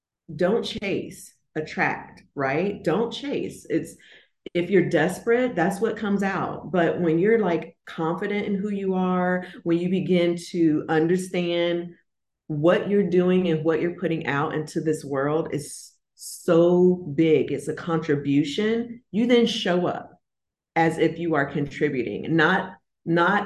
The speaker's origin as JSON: {"language": "English", "region": "Florida", "country": "United States", "moved": "as an adult", "said": "I'm originally from Florida. I've moved from Florida and now I'm relocated to a whole new city, a whole new state, whole new time zone"}